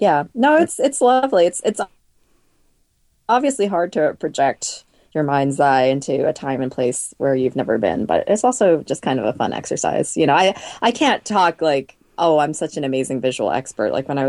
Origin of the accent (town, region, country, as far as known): Boston, Massachusetts, United States; also born or lived in Oakville, Ontario, Canada